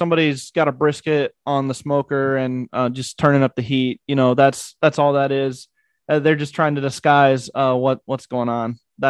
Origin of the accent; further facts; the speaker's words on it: United States; also born or lived in North Dakota / South Dakota; where I grew up in North Dakota and South Dakota.